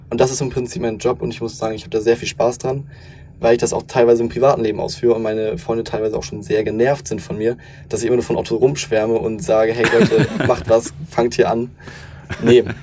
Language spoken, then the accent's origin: German; Lower Saxony, Germany; also ich komme aus Niedersachsen, 13 Jahre dann zur Schule gegangen sind